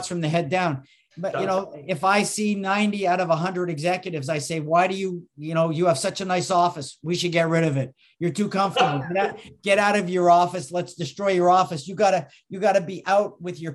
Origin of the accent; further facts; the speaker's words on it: Canada; moved away as an adult; I'm originally from Canada.